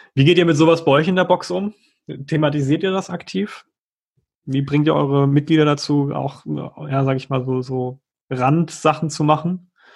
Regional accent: Germany; bei uns in Deutschland

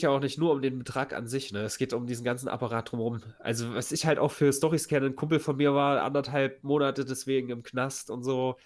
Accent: Weimar, Thuringia, Germany; unser deutsches Nationaltheater, was ja ganz groß ist in meiner Heimatstadt

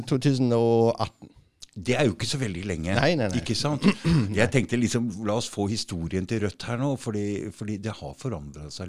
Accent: Germany; Norwegian is a second language; now in Os, Norway; jeg er født og oppvokst i Tyskland.

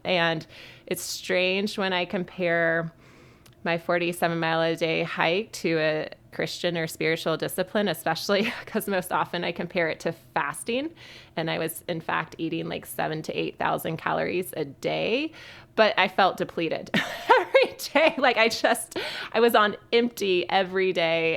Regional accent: Western North Carolina, United States; also born or lived in Birmingham, Alabama; I grew up in Western North Carolina

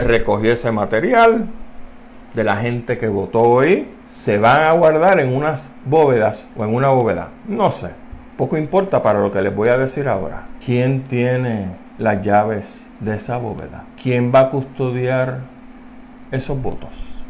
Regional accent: Puerto Rico

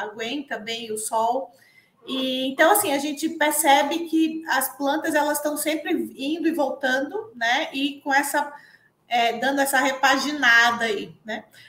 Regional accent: Pernambuco, Brazil; moved away as an adult; eu sou pernambucana, e fiz agronomia na Federal Rural lá de Pernambuco

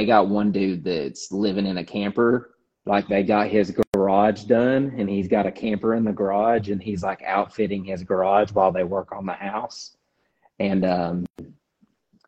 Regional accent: Kentucky, United States; moved away; I'm from Kentucky

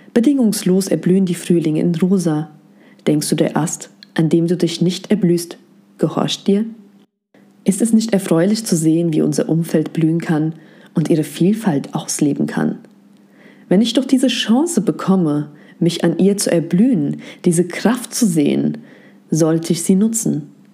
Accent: Germany; Ich bin mit meiner Mehrsprachigkeit in Deutschland aufgewachsen

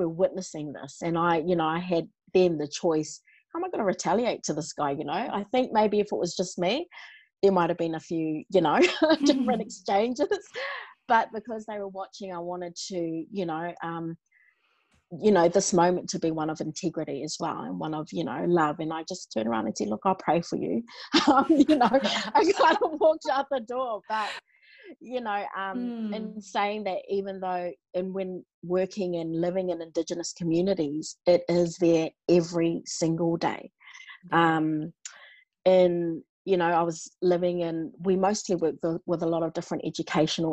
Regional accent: New Zealand; now in Australia; I was born and raised in New Zealand

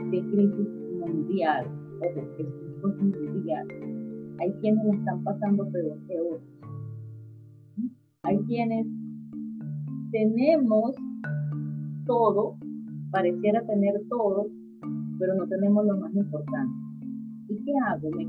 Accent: Venezuela; moved away; Qué tan flexible soy cuando me quedo en Venezuela. Qué tan flexible soy cuando salgo de Venezuela.

